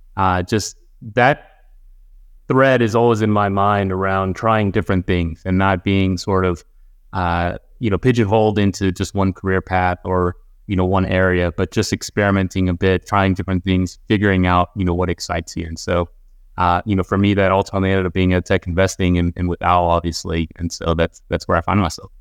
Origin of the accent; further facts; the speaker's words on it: Houston, Texas, United States; we were a pretty, uh, I would say, middle-class family growing up in Houston